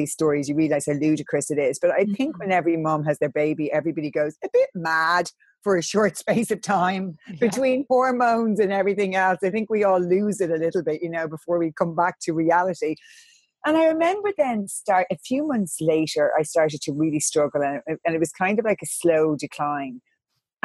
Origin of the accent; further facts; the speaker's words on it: Ireland; I'm from Catholic Ireland